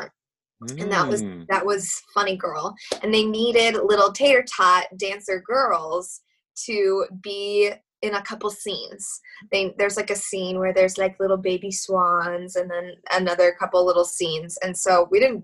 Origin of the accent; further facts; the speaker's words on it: Fairway, Kansas, United States; moved away; I grew up in Kansas City, not literal Kansas City, but I guess it was Mission Woods or Fairway that I mostly grew up in.